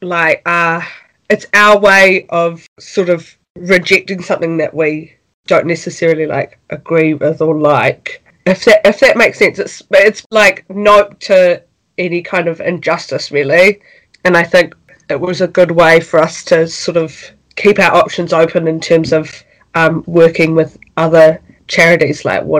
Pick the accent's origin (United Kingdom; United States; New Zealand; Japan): New Zealand; Wellington; We're from Wellington, New Zealand. That's where we're currently living as well.